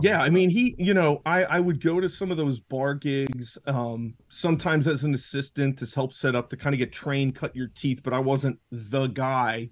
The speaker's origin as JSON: {"language": "English", "town": "Washingtonville", "region": "New York", "country": "United States", "tie": "born or raised there", "said": "I grew up in Orange County. I've lived here my whole life, went to high school up here."}